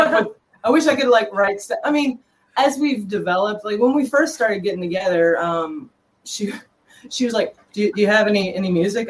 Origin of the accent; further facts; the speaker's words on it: New Orleans, Louisiana, United States; I'm from New Orleans.